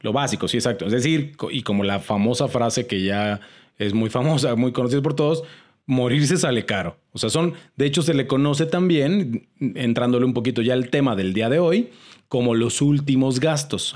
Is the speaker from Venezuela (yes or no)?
no; Mexico; como mexicanos